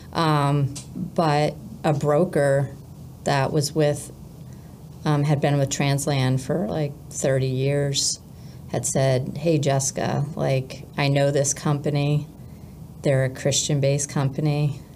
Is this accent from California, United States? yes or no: no; New Hampshire, United States; also born or lived in Virginia / Springfield, Missouri; we're from New Hampshire